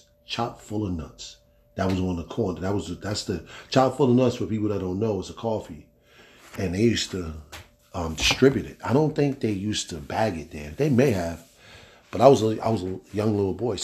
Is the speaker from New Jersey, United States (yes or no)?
yes; Newark, New Jersey, United States; also born or lived in East Orange, New Jersey; I was born and raised in Newark, New Jersey, or Newark and East Orange